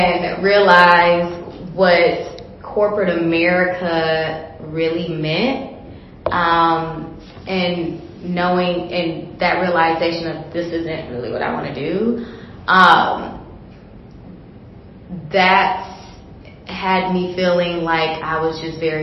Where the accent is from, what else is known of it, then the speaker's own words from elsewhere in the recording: Detroit, Michigan, United States; now in Chicago, United States; I was born and raised in Detroit, Michigan. I currently live in Chicago now, and I live in several states in between.